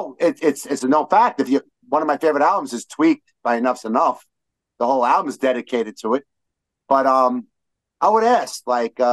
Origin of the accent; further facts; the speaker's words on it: New York City, New York, United States; we're from Brooklyn when we talk like this